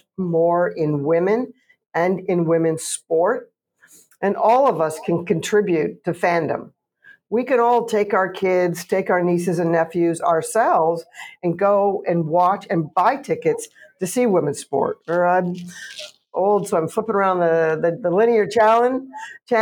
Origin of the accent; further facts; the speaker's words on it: Canada; I'm Canadian